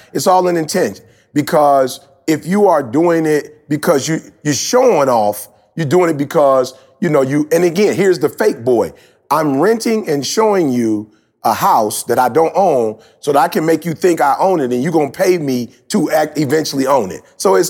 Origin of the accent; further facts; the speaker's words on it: Detroit, Michigan, United States; I'm from Detroit. Like, I'm really from the city. You know what I'm saying? Like, I didn't grow up in church.